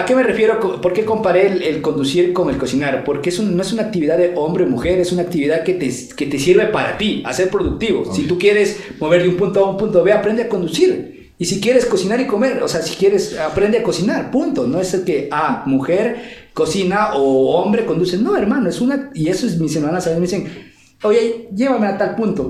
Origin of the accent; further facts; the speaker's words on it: Ecuador; now in Quito, Ecuador; los ecuatorianos nos adaptamos en cualquier país